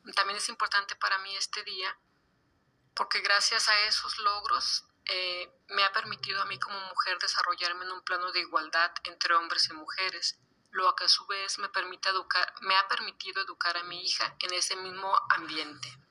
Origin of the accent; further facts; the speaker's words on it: Guadalajara, Jalisco, Mexico; la hermosísima ciudad de Guadalajara, Jalisco, mi ciudad natal